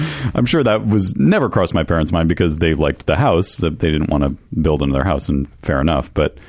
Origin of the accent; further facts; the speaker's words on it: Upstate New York, United States; Upstate New York.